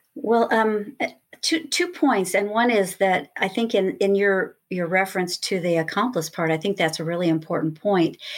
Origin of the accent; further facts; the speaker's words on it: Lakewood, California, United States; also born or lived in Los Angeles, California; starting as a little girl growing up in Lakewood, California